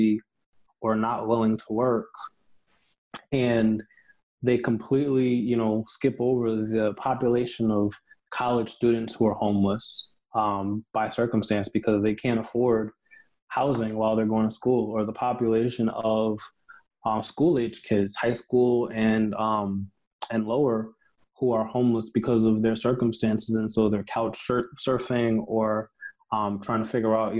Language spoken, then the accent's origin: English; Mount Vernon, New York, United States; I grew up in New York